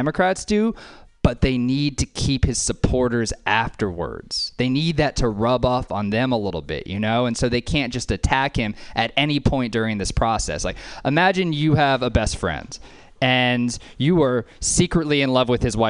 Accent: Louisiana, United States; now in Oakland, United States; Originally live in Oakland, originally from Louisiana

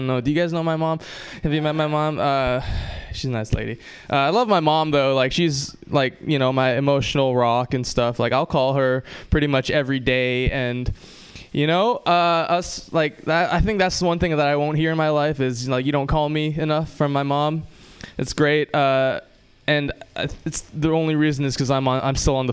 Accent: Hawaii, United States; moved away; I'm from Hawaii

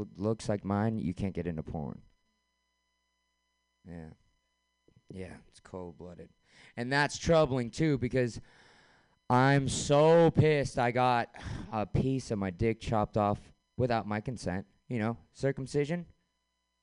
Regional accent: San Francisco, California, United States; born and raised in San Francisco

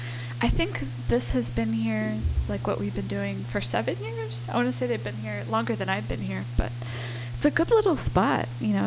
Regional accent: Santa Monica, California, United States; Where are you going to play in Santa Monica, my hometown?

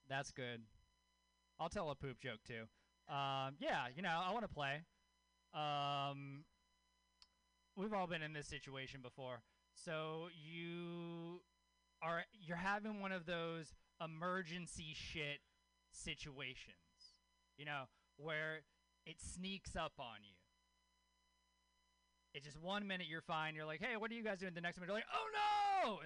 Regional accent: Louisiana, United States; born or raised there

